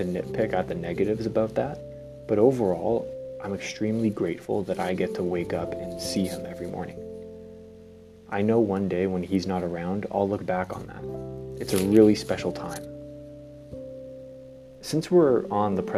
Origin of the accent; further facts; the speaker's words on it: Canada; I was born in Canada, which is one of the most free countries in the world